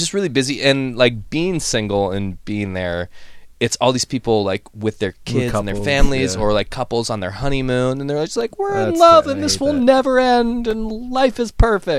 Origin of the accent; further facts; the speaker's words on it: Ohio, United States; moved away; I grew up in Ohio